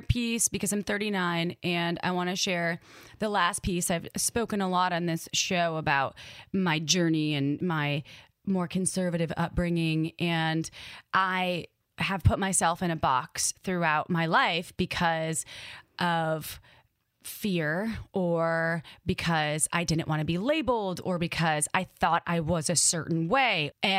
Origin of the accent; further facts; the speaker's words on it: Midwest, United States; accent: Midwest; in my brain, my Midwest accent came out